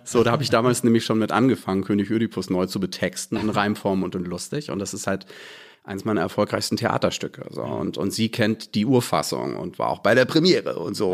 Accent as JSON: {"language": "German", "town": "Bad Schwartau", "region": "Schleswig-Holstein", "country": "Germany", "tie": "born or raised there", "also_born_or_lived": "Hamburg", "moved": "yes", "lives_now": "Berlin, Germany", "said": "ich bin gebürtiger Hamburger ja. und habe den Großteil meiner Kindheit und Jugend in Bad Schwartau verbracht, in Schleswig-Holstein"}